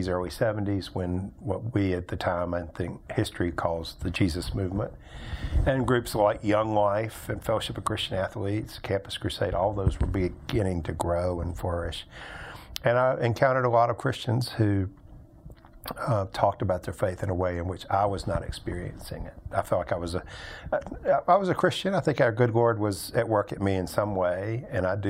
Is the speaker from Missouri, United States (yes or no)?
no; Birmingham, Alabama, United States; I grew up here in Birmingham, went to high school here, ended up going to college at Birmingham Southern College out in the west part of Birmingham